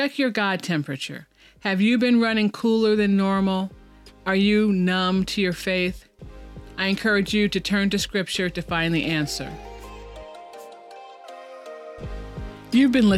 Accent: Chicago, Illinois, United States; moved away as an adult; also born or lived in Kansas City; now in Oklahoma, United States; I grew up in Chicago, a Catholic girl who went to St. Dorothy's Elementary School through 8th grade

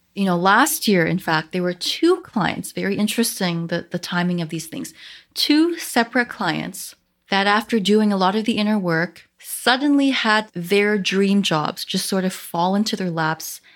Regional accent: Canada; I am Chinese Canadian

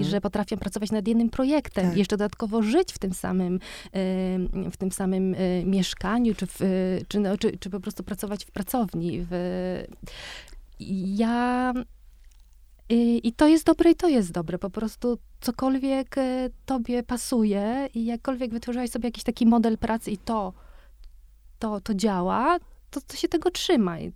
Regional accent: Łódź, Łódź Voivodeship, Poland; ja dorastałam e, w Łodzi na, blok, na czwartym piętrze w zwyczajnym, w zwyczajnym bloku na, na Widzewie

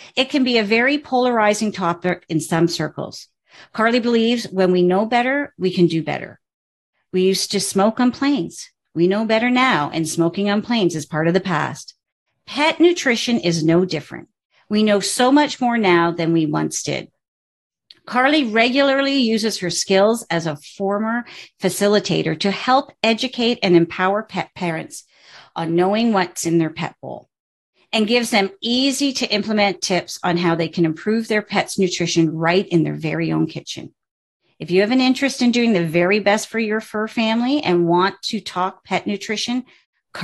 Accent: Canada; I'm a Canadian

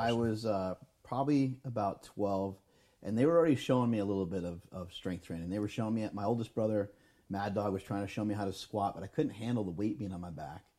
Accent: New York, United States; We're from New York

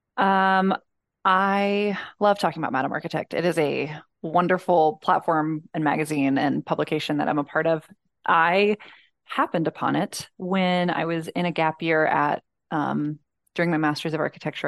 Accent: Columbus, Georgia, United States; I was born in Columbus, Georgia

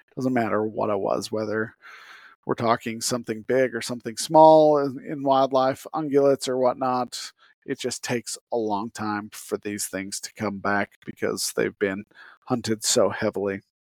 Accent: Utah, United States; I grew up in Utah

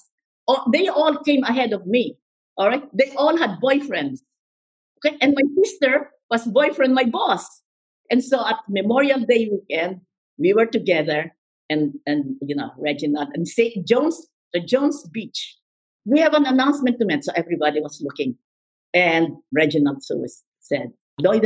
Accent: Philippines; moved away; I will leave the Philippines. I will leave my family. I will leave my friends

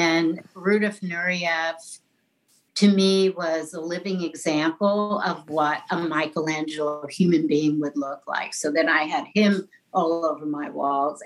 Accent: New York City, New York, United States; accent: New York; I grew up in New York City, in an Irish Catholic neighborhood

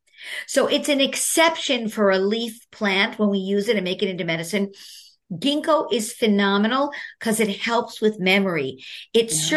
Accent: New York City, New York, United States; I'm from Brooklyn, New York

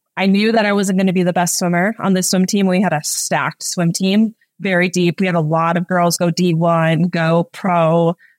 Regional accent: Minnesota, United States; I am originally from Minnesota. I grew up with three younger siblings. Um, we grew up in the great outdoors

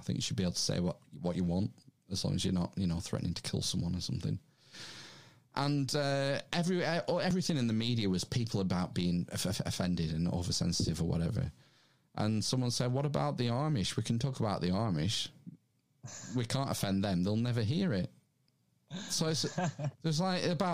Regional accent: England, United Kingdom; we're English

